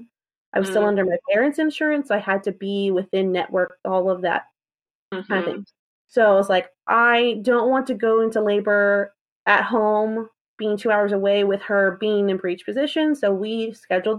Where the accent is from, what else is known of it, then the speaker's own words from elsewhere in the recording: South Carolina, United States; I'm from South Carolina.